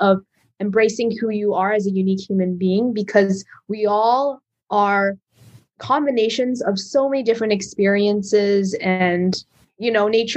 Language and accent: English; Canada; I'm a Canadian Chinese girl